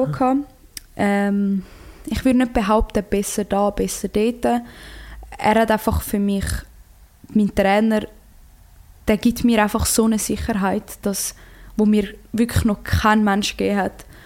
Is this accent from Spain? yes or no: no; Croatia; ich bin Kroatin und ich hätte auch, ich, ich mich immer für Kroatien entschieden.